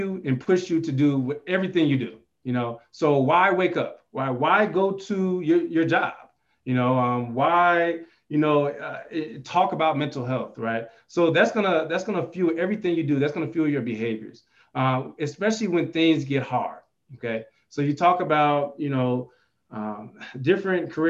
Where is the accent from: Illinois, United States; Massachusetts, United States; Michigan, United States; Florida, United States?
Illinois, United States; Chicago; now in Albuquerque, United States; I'm originally from the Chicagoland area